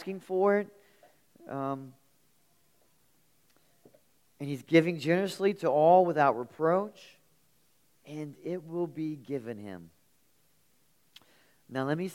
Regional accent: near the Kanawha River, West Virginia, United States; I grew up near the Kanawha River, and I spent a lot of time on the Kanawha River

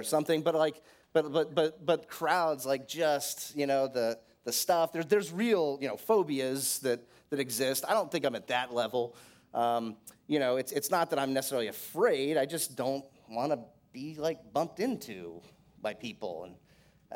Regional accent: Florida, United States; I grew up in Florida

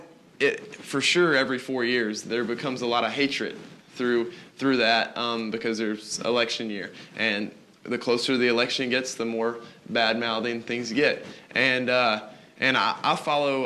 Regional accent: the South, United States; I'm a Christian that was just born in America

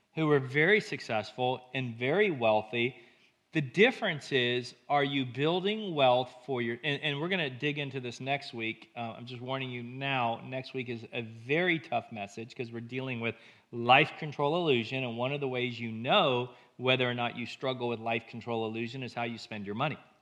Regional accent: United States; we as American Christians use our faith

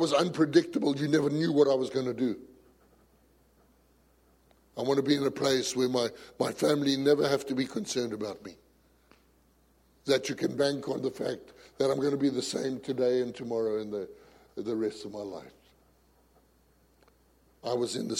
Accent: South Africa; I come from a macho society. I come from South Africa

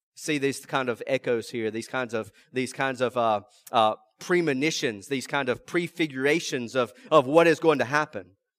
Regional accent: rural South Mississippi, United States; also born or lived in Tickfaw, Louisiana; I'm from uh, rural South Mississippi

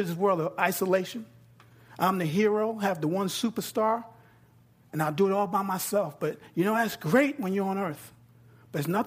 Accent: New York, United States; now in Texas, United States; I'm from New York and I'm down here in Texas

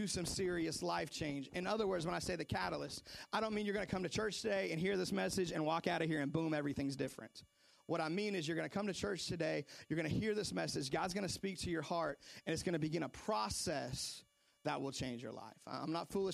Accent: Seattle, Washington, United States; moved away; also born or lived in North Carolina; I remember growing up in Seattle, I was probably, I don't know, 7, 8 years old

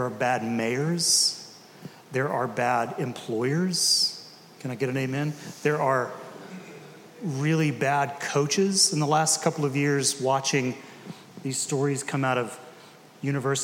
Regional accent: Decatur, United States; I grew up in Decatur

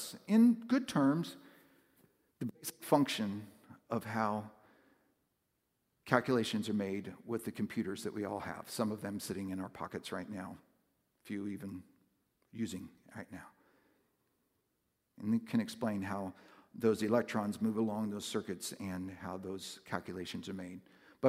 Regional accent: West Coast, United States; moved away; growing up on the West Coast, it's a much different culture

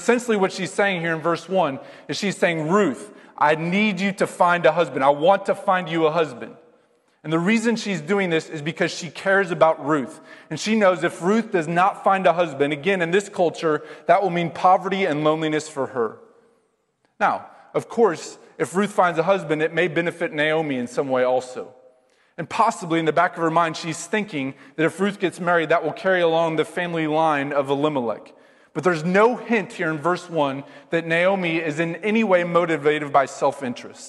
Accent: Iowa, United States; I grew up in Iowa

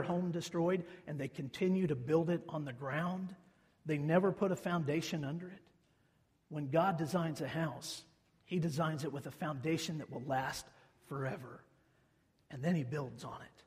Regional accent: central Kansas, United States; now in Libby, United States; the center of the state of Kansas, which has been referred to for years and years and years as Tornado Alley. That's where we grew up

